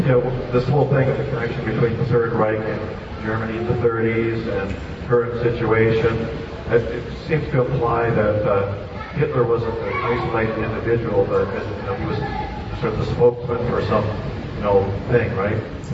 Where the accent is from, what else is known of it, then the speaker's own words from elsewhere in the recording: Canada; I'm Canadian